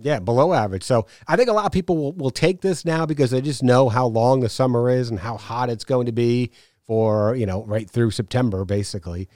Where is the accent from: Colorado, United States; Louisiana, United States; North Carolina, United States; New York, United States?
New York, United States; now in Savannah, United States; I took a trip back to New York, uh, last week to see my parents